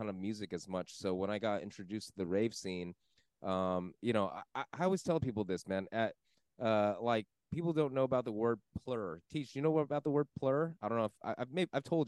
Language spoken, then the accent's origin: English; West Covina, California, United States; also born or lived in San Dimas, California; my hometown, West Covina